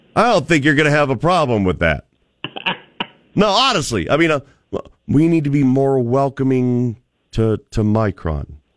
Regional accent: Cleveland, Ohio, United States; moved away as an adult; also born or lived in Birmingham, Alabama; now in Boise, United States; I grew up in Cleveland, Ohio

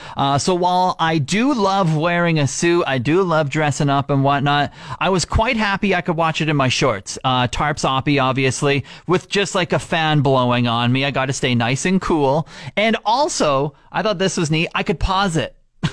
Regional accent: Regina, Saskatchewan, Canada; now in Fort McMurray, Canada; I'm originally from Regina

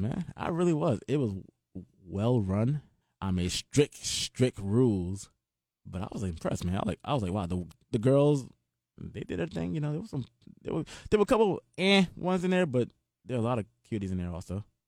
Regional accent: Atlanta, Georgia, United States; I'm from Atlanta

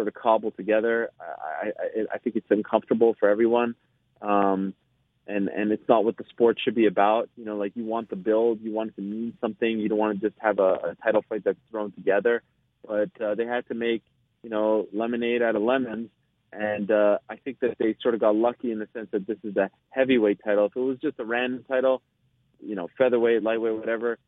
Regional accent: Canada; I'm Canadian

